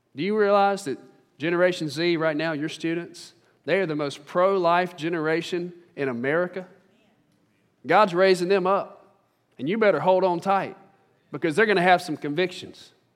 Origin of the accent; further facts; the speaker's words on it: Central Mississippi, United States; I'm from Central Mississippi.